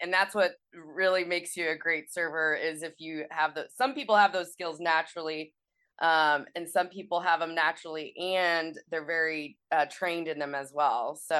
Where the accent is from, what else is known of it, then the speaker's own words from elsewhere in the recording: Kansas City, Missouri, United States; So I grew up here in Kansas City, Missouri.